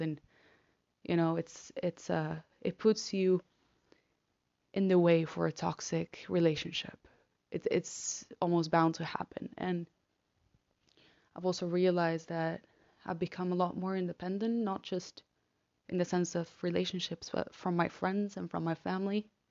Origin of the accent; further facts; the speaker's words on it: Argentina; now in Netherlands; I'm from Argentina